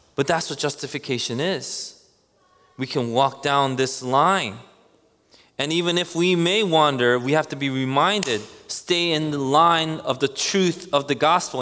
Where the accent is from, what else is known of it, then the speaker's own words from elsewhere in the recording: New York City, New York, United States; growing up in Queens